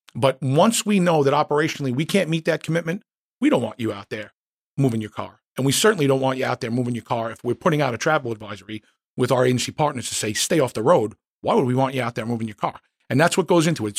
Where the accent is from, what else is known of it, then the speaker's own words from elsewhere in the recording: New York City, New York, United States; I grew up in Queens.